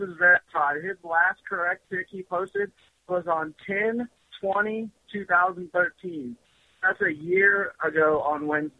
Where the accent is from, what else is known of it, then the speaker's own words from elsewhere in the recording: Missouri, United States; I grew up in Missouri.